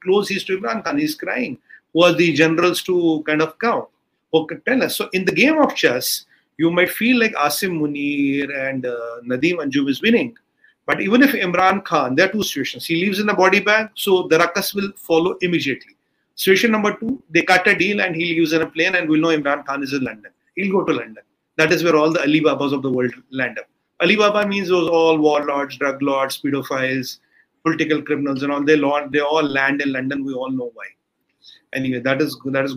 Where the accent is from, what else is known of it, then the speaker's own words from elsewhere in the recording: India; as an Indian